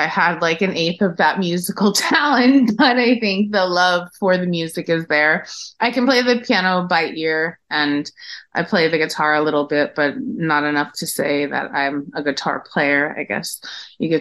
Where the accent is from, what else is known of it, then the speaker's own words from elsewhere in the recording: Paterson, New Jersey, United States; also born or lived in Hawthorne, New Jersey; My family, when they came from Italy, went to Paterson, New Jersey, and then later moved over to Hawthorne. In my childhood, I, you know, went to school in Paterson